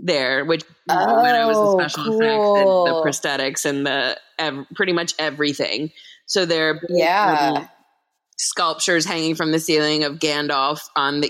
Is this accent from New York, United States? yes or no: yes; New York, United States; as a New Yorker